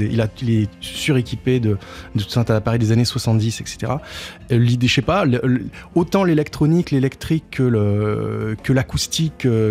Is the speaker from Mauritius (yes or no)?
no; Tarbes, Occitania, France; now in Paris, France; je viens de, je viens de Tarbes plus exactement.